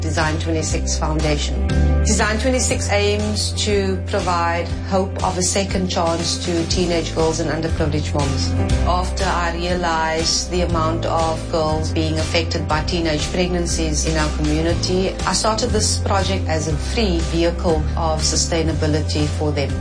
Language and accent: English; Cape Town, Western Cape, South Africa; I am from Mitchells Plain